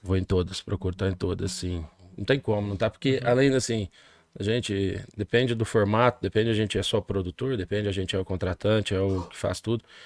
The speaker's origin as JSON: {"language": "Portuguese", "town": "Monte Santo de Minas", "region": "Minas Gerais", "country": "Brazil", "tie": "born or raised there", "also_born_or_lived": "Machado / São Sebastião do Paraíso / Espírito Santo do Pinhal", "said": "nasci de Machado, né? Próximo aqui. Machado City. Machado City, a cidade das ladeiras e residi minha infância toda em Monte Santo de Minas. Posteriormente fui para São Sebastião do Paraíso"}